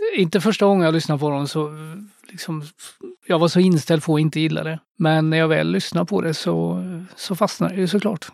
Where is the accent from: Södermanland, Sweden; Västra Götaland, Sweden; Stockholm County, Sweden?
Västra Götaland, Sweden; Skövde; Jag växte upp i Skövde som man kanske kan höra på min dialekt.